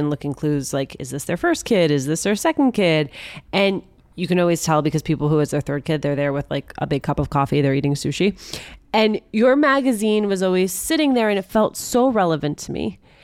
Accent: Union City, New Jersey, United States; growing up in Union City, New Jersey

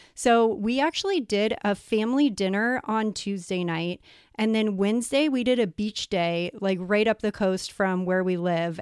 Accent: San Diego, California, United States; moved away as an adult; now in Puerto Rico; I'm actually from San Diego, but we are living in Puerto Rico

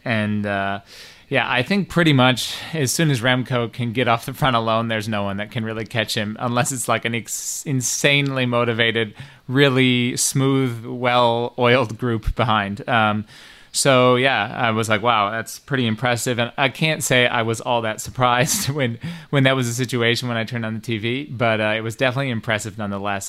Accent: Detroit, Michigan, United States; I'm from Detroit

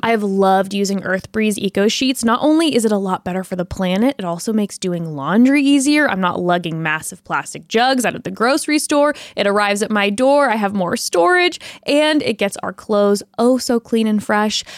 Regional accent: California, United States; We were born and raised in California

